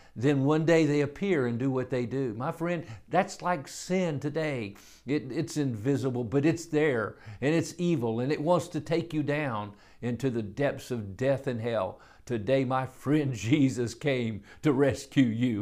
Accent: United States; I'm an American.

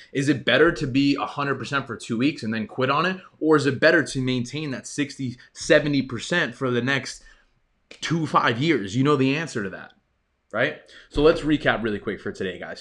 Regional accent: New York, United States; I grew up in New York

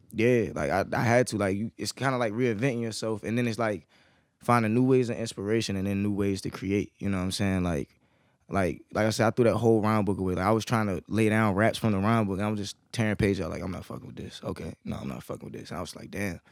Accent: Fredericksburg, Virginia, United States; moved away as an adult; now in Norfolk, United States; I was born and raised in Fredericksburg

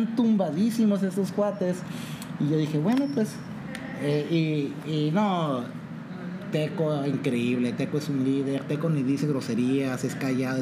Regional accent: Mexico; yo soy mexicano

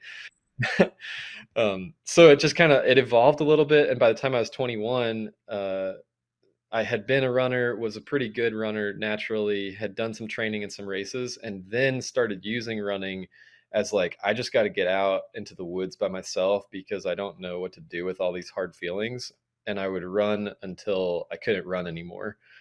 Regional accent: Atlanta, Georgia, United States; I'm from Atlanta originally

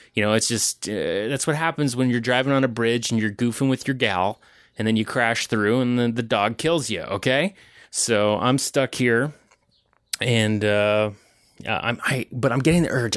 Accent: Ontario, Canada; I'm from Ontario.

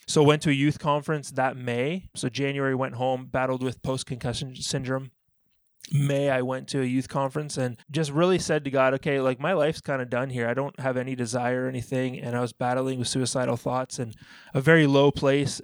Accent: Ontario, Canada; moved away as an adult; also born or lived in Alabama, United States; being a Canadian kid growing up

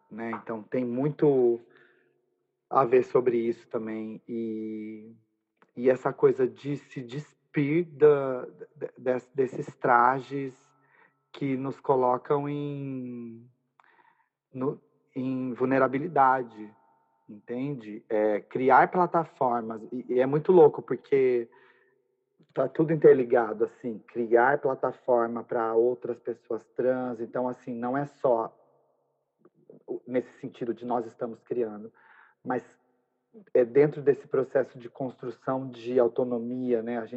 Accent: Brazil; born there; esse território também é nosso, nós também somos brasileiras, né? A gente nasceu aqui

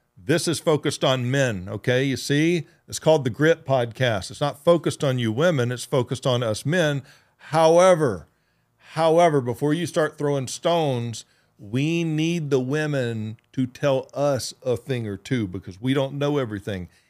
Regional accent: Georgia, United States; moved away; I grew up in Georgia, and where I grew up in Georgia

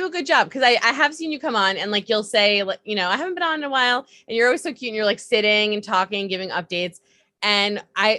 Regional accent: New York, United States; I'm a New Yorker. I live in New York.

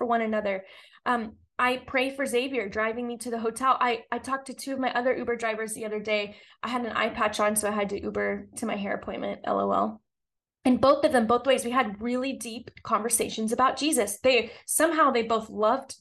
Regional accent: Texas, United States; I'm from Texas. We say bless your heart a lot

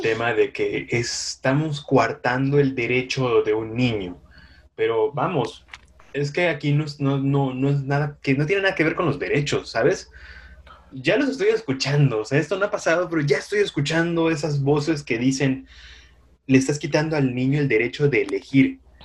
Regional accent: Yucatán, Mexico; moved away; en los municipios de Yucatán, de donde soy

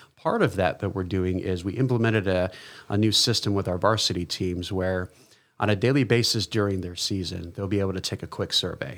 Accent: East Coast, United States; moved away; I'm originally from the East Coast

